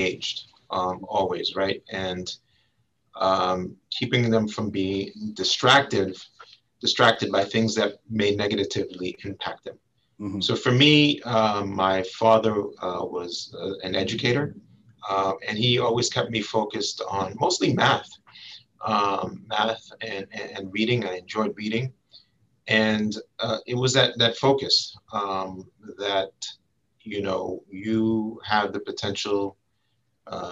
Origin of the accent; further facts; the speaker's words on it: New York City, New York, United States; also born or lived in Washington, D.C.; I'm a native New Yorker from Brooklyn, to be specific. Clinton Hill, to be specific